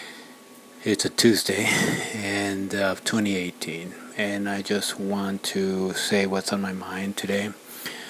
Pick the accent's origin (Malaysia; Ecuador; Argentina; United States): Ecuador; moved away; my home country in Ecuador, South America